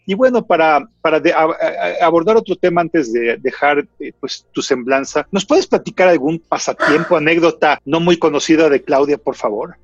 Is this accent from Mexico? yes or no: yes; Mexico; los que somos mexicanos